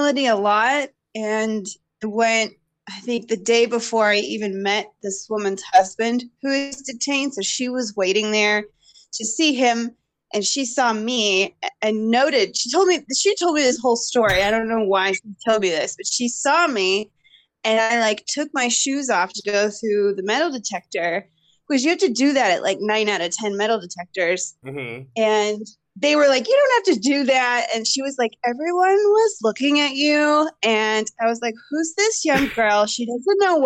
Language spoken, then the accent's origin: English; across the river from St. Louis, Illinois, United States; moved away as an adult; also born or lived in Boulder, Colorado; I did grow up in Illinois, but like on the river and across the river from St. Louis